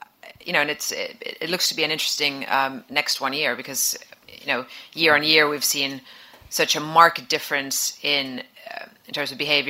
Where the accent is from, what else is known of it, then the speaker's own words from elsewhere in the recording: Finland; I'm from Finland